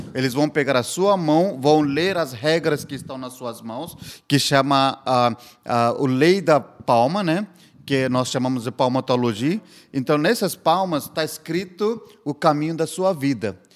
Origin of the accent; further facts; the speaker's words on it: India; Portuguese is a second language; eu nasci, eu cresci na Índia